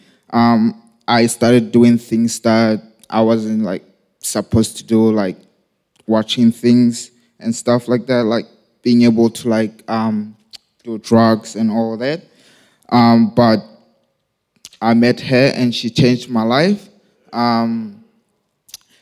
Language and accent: English; Lesotho; I was born and raised in Lesotho, South Africa